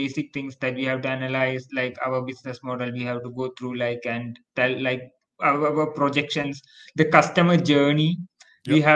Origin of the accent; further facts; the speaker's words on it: India; I'm from India